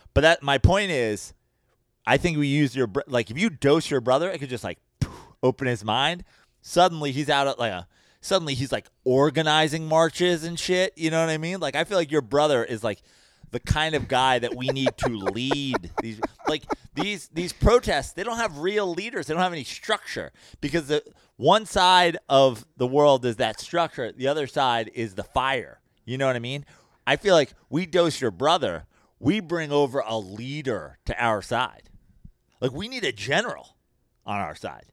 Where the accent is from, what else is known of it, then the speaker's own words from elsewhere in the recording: New York, United States; I'm from New York